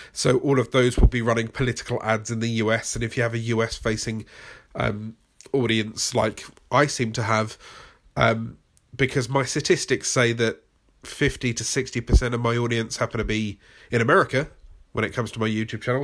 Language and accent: English; United Kingdom; accent: British; my British accent